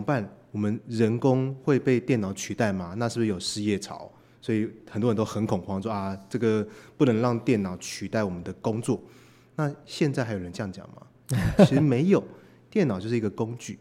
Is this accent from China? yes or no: no; Taiwan; 我们是来自台湾的